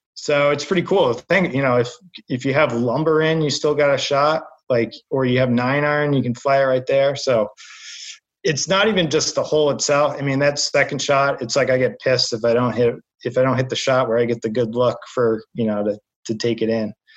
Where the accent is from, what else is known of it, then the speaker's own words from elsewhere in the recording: Southern New Hampshire, United States; moved away as an adult; now in Boston, United States; I grew up in New Hampshire.